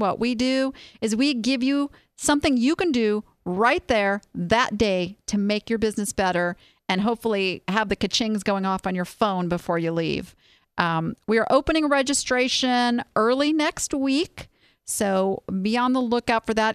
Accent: Southern California, United States; moved away; I born and raised on Disneyland in Southern California

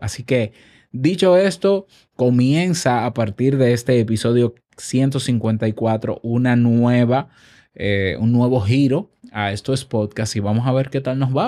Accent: Dominican Republic; En mi país

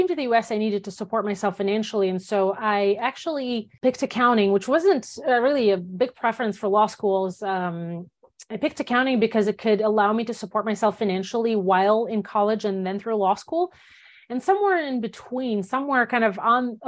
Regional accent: Belarus; first language Russian; English is a second language; moved away as an adult; also born or lived in Soviet Union; now in United States; I grew up in Belarus. I spent 19 years of my life in Belarus and came to the US when I was 19

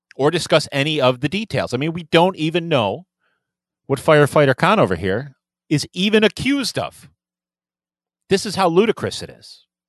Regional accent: Ilion, New York, United States; my hometown

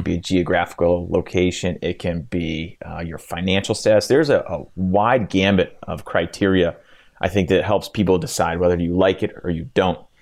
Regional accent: Cleveland, Ohio, United States; In Cleveland, absolutely, my hometown.

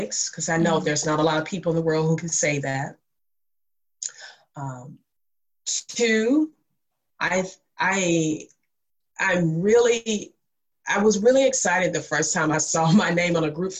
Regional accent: Mississippi, United States; I am from Mississippi, and I say that, one, cause to explain the accent

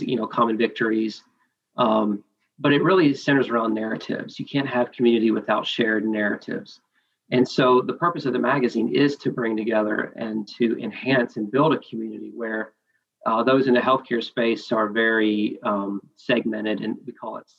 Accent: Augusta, Georgia, United States; also born or lived in China; So I am from Augusta, Georgia, for the most part. My family works in the medical space.

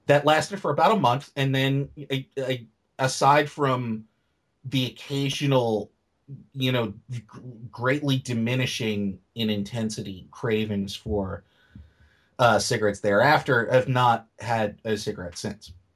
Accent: New York City, New York, United States; I came from New York City public schools

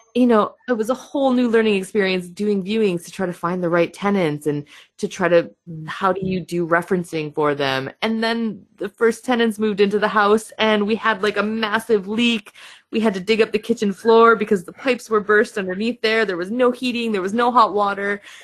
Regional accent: Michigan, United States; accent: American; first language English; moved away as an adult; now in United Kingdom; I do have an accent. I am American. So, I am from Michigan in the US. I moved to the UK about 12 years ago now

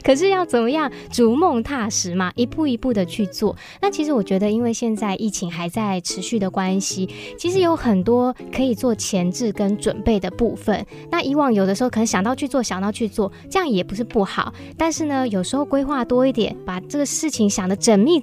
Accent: Hsinchu, Taiwan; 我也是从小在新竹长大

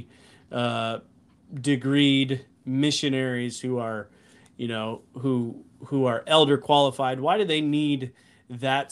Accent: Illinois, United States; moved away; my home was Illinois

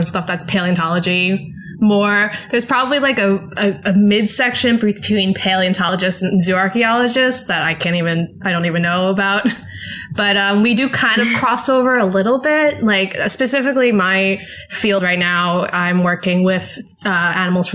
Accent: United States; accent: American; moved away as an adult; now in Bradford, United Kingdom; As you can tell by my accent, I'm American

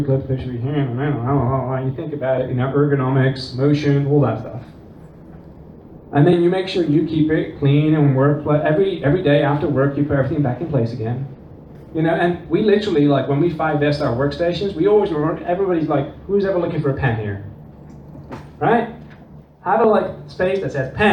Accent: Netherlands; also born or lived in England; now in United States; I'm not from America, as you can probably tell by the accent. I grew up in the Netherlands and England

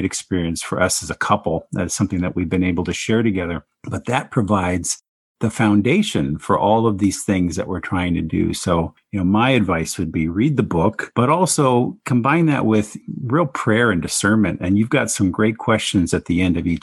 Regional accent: Phoenix, Arizona, United States; moved away; my hometown of Phoenix, Arizona

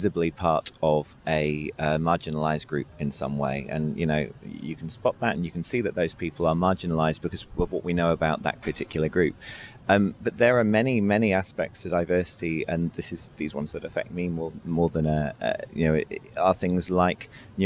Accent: United Kingdom; I'm British

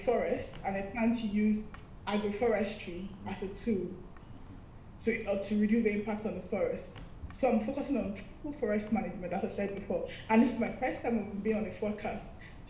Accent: Nigeria; moved away as an adult; now in United States; I'm from Nigeria. I came to the US July 2022 for a master's degree in forestry at Yale School of Environment.

